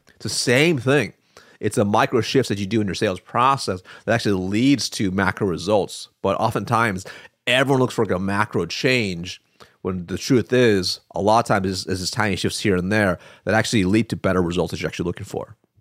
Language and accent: English; Eugene, Oregon, United States; moved away; I'm from Eugene